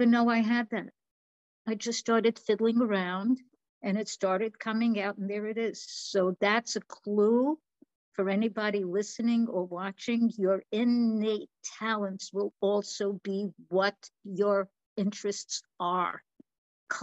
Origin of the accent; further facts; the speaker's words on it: New York, United States; now in Florida, United States; I am definitely born and raised in New York.